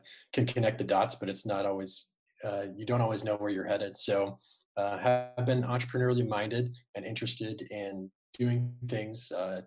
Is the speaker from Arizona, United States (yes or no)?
yes; Arizona, United States; I started really young here in Arizona.